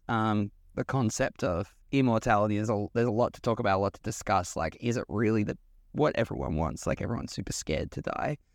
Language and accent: English; Australia; growing up in Australia